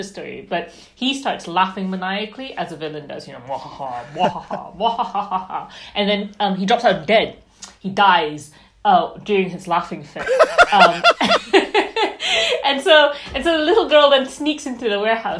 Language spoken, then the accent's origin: English; Malaysia; So I grew up in Malaysia, but I grew up reading kind of British and American authors